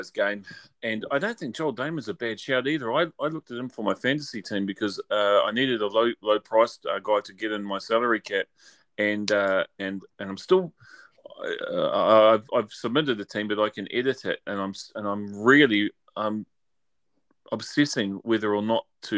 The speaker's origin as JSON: {"language": "English", "country": "New Zealand", "said": "You'd think I'm actually from Australia rather than New Zealand"}